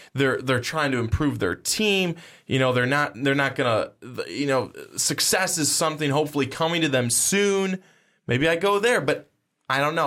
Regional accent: United States; as American sports people

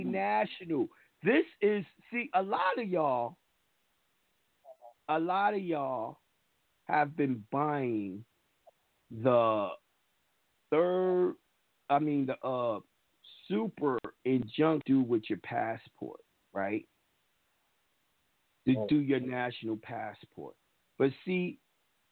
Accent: New York, United States; as me being born in New York, I'm a New Yorker

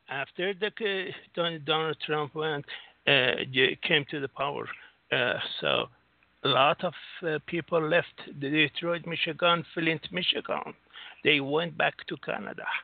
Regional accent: Singapore; No, I'm from Singapore.

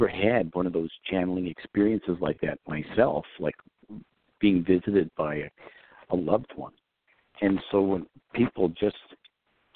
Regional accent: New York, United States; I grew up in New York

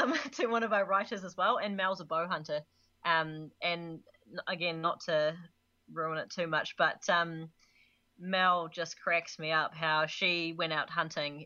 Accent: Canada; now in New Zealand; as a Canadian gone Kiwi

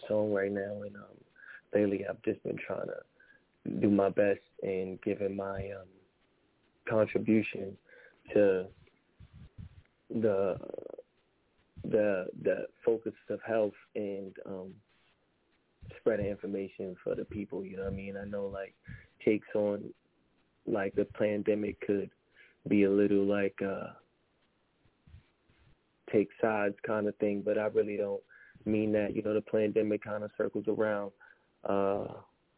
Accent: New York City, New York, United States; I'm from Harlem

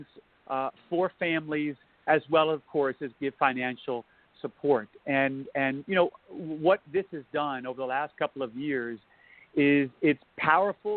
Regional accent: New Orleans, Louisiana, United States; now in Lubbock, United States; I'm from New Orleans

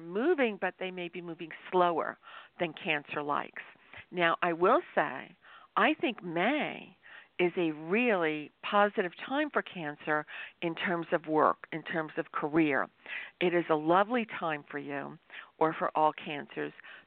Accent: New York, United States; was born in New York

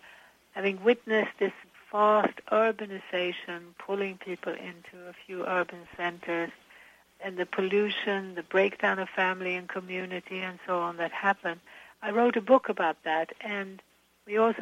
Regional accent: Sweden; moved away; I'm originally from Sweden

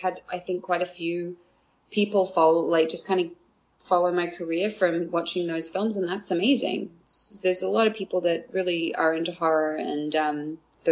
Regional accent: Australia; moved away as an adult; now in Vancouver, Canada; growing up in Australia

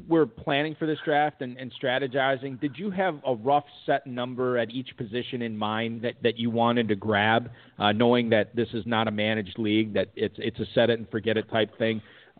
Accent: Minnesota, United States; I'm from Minnesota

